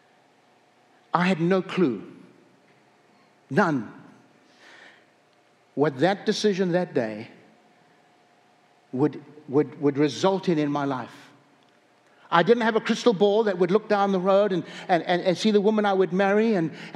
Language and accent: English; South Africa; moved away as an adult; also born or lived in upstate New York, United States; now in North Dakota, United States; I was raised in Africa